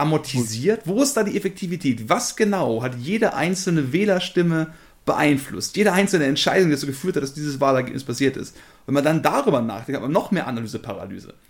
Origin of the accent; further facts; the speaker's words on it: Germany; als Deutsche